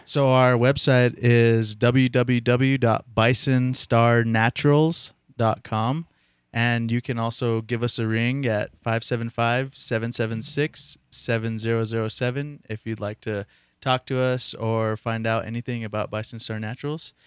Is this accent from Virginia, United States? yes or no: no; Taos Pueblo, New Mexico, United States; I was born and raised in Taos Pueblo